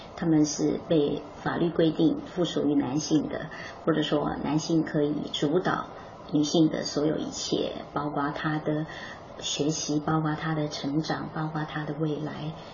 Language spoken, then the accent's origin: Chinese; Miaoli County, Taiwan; first language Hakka; Chinese is a second language; 我是台湾苗栗的客家人。那当然长城的一个过程里面，大概都是在客家庄、客家地区，母语，呃，也是客家话